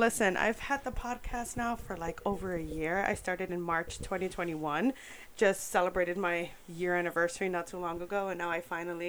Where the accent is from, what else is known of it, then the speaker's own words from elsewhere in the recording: New York, United States; now in Orlando, United States; I'm from New York, right? Everyone knows that. And in the Bronx, there are a lot of Puerto Ricans, right?